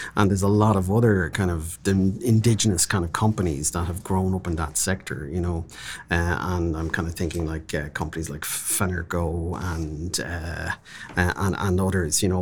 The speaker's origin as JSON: {"language": "English", "country": "Ireland", "moved": "yes", "lives_now": "Hong Kong", "said": "We're an island of seven million people."}